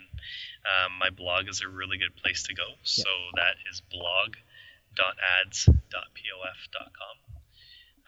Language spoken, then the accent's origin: English; Canada; we're Canadian, so super friendly.